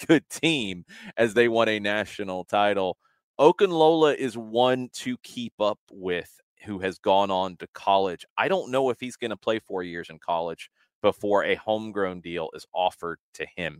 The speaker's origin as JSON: {"language": "English", "town": "Atlanta", "region": "Georgia", "country": "United States", "tie": "born or raised there", "also_born_or_lived": "Lexington, Kentucky", "said": "grew up on the south side of town, uh, I grew up in Clayton County first and in Henry County, uh, when we moved back from Lexington, Kentucky."}